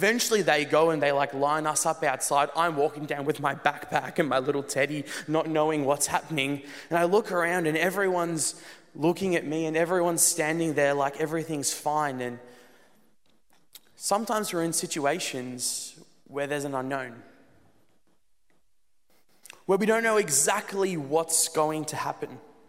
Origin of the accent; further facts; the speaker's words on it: Netherlands; also born or lived in South Africa; When I was about 3 years old, I moved with my family from South Africa to the Netherlands. And it was an awesome move.